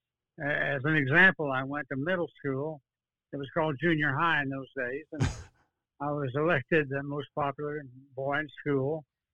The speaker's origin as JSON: {"language": "English", "town": "Dallas", "region": "Texas", "country": "United States", "tie": "born or raised there", "lives_now": "Austin, United States", "said": "I was born in Dallas, 1931, January the 14th"}